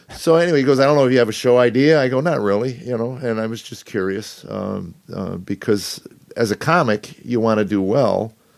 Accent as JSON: {"language": "English", "town": "Chicago", "region": "Illinois", "country": "United States", "tie": "born or raised there", "also_born_or_lived": "Los Angeles / Boston / New Jersey", "moved": "as an adult", "lives_now": "Nashville, United States", "said": "I grew up in Chicago"}